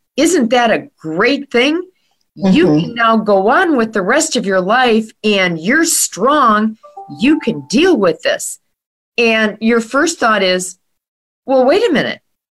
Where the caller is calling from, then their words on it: Waukesha, Wisconsin, United States; I am in Waukesha, Wisconsin, just west of Milwaukee